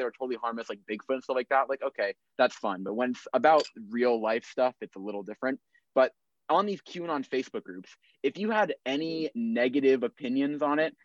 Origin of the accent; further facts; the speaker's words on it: Los Angeles, California, United States; growing up in Los Angeles